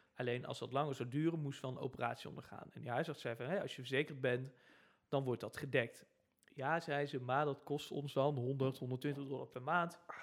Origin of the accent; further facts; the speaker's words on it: Netherlands; wij Nederlanders